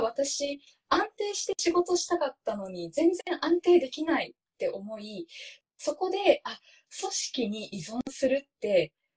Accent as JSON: {"language": "Japanese", "country": "Japan", "first_language": "Japanese", "said": "母国語の日本語"}